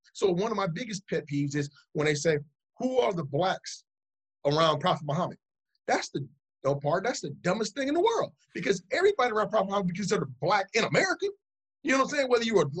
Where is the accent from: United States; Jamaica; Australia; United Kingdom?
United Kingdom; England; I had some partners from England. I'm from England.